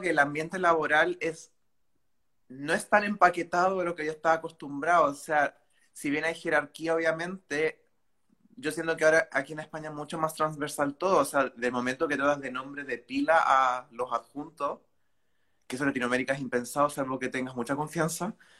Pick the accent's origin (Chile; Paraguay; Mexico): Chile; moved away as an adult; now in Valencia, Spain; yo soy de Chile